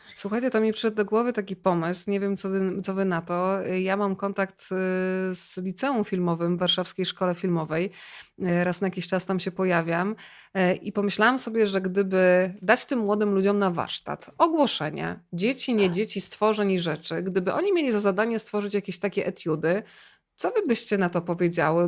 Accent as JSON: {"language": "Polish", "town": "Rzeszów", "region": "Subcarpathian Voivodeship", "country": "Poland", "said": "ja jestem z Rzeszowa"}